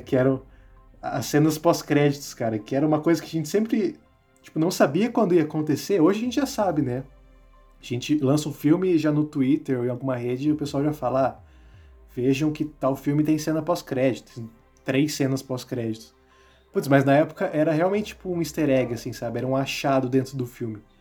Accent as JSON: {"language": "Portuguese", "region": "interior of Paraná", "country": "Brazil", "accent": "light interior (caipira) accent", "moved": "as an adult", "lives_now": "Curitiba, Brazil", "said": "estou morando aqui em Curitiba também, mas eu vim do interior do Paraná. Né, talvez vocês notem isso pelo, pelo meu sotaque leve, que às vezes, às vezes fica até imperceptível que eu sou do interior"}